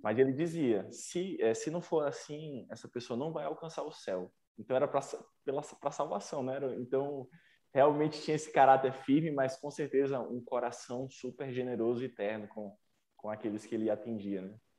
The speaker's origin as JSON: {"language": "Portuguese", "town": "São Luís", "region": "Maranhão", "country": "Brazil", "tie": "born or raised there", "also_born_or_lived": "Taguatinga, Brasília", "moved": "as an adult", "lives_now": "Brasília, Brazil", "said": "Sou natural de São Luís do Maranhão, tenho 27 anos"}